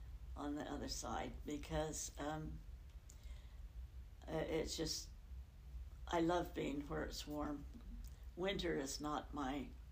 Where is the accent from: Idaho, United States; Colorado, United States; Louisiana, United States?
Idaho, United States; now in Utah, United States; Yes, it does, because it's farther north. I remember being snowed in for 2 weeks.